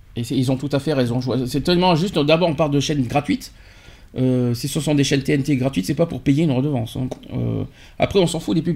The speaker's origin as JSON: {"language": "French", "country": "France", "said": "chez nous en France"}